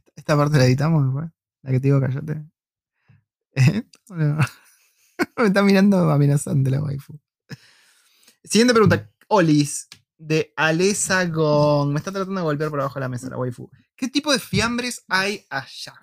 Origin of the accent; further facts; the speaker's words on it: Argentina; en Argentina no tenemos tanta inmigración de esos lugares.